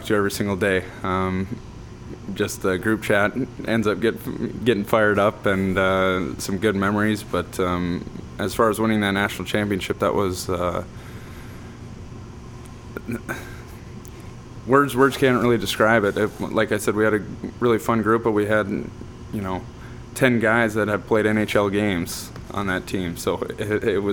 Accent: Minnesota, United States; growing up in Minnesota, high school hockey is kind of a big thing

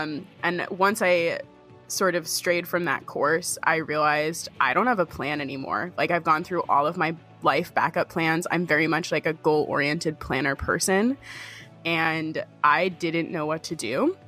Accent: New Hampshire, United States; I grew up in the Whites of New Hampshire, so I'd been hiking before, but the most I'd ever done was like 10 miles.

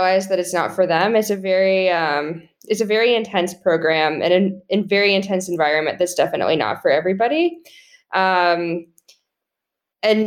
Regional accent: Colorado, United States; moved away as an adult; I grew up in Colorado. I always went home to Colorado for the summer

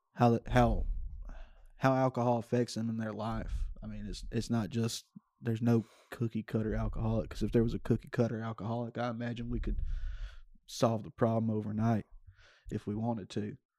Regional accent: Stonewall, Louisiana, United States; I grew up Stonewall, uh, about fifteen, twenty minutes south of Shreveport

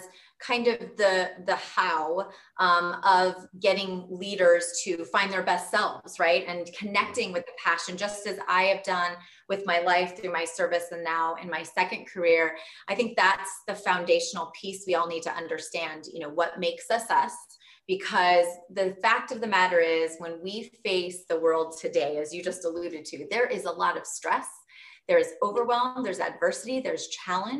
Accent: Southern California, United States; moved away; growing up in Southern California, going to the Air Force Academy

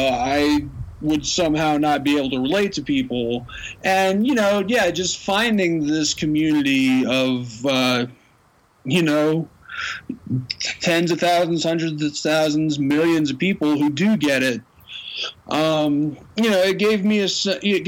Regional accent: Knoxville, Tennessee, United States; now in Colorado, United States; I'm from Knoxville.

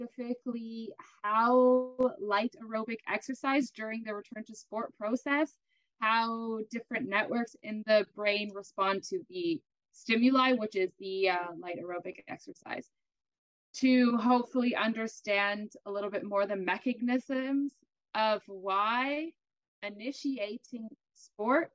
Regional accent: Canada; now in Germany; I'm a Canadian, which is pretty cool, but living in Germany, both of us living in Germany, actually

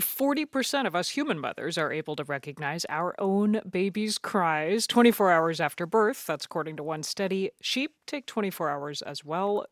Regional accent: Georgia, United States; also born or lived in Germany; now in Washington, United States; This is my home state

